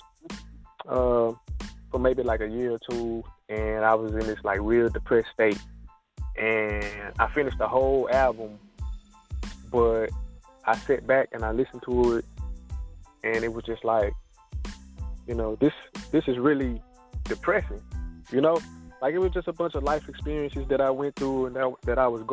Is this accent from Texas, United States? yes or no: yes; Fort Worth, Texas, United States; moved away; I was born and raised in Lake Como. Lake Como, Texas, that's my neighborhood